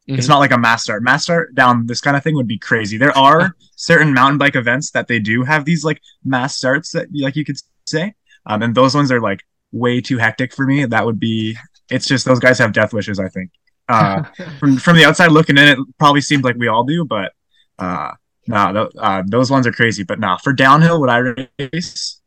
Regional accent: Calgary, Alberta, Canada; now in Squamish, Canada; I was born and raised in Calgary

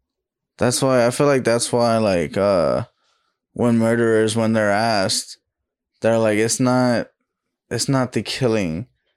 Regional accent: Texas, United States; accent: country; I'm from Texas.

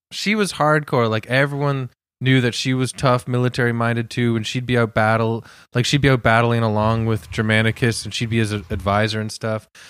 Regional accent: Canada; We're Canadian

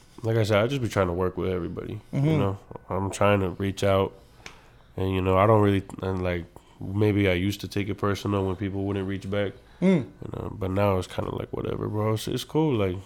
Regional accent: Santa Ana, California, United States; also born or lived in Anaheim, California; between Santa Ana and Anaheim all my life.

